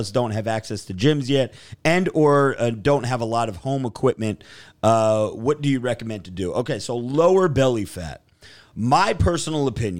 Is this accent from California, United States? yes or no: no; New Jersey, United States; we're from Jersey